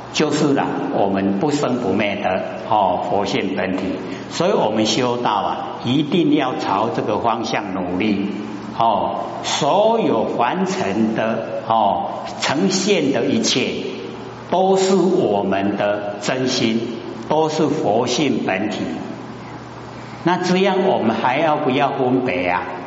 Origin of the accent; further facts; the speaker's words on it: Taiwan; 我们台湾话